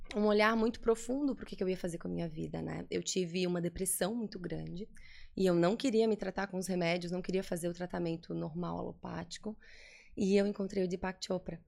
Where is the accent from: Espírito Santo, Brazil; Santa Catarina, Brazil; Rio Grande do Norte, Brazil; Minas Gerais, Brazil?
Santa Catarina, Brazil; Florianópolis; also born or lived in New Jersey, United States; Aqui em Floripa, nasci em Floripa, sou daqui.